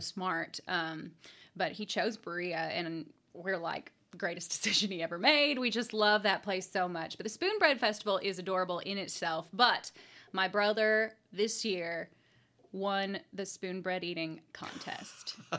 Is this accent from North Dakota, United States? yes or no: no; Jessamine Creek Gorge area, Kentucky, United States; it's in my hometown and literally right across the street from where I grew up, the home I grew up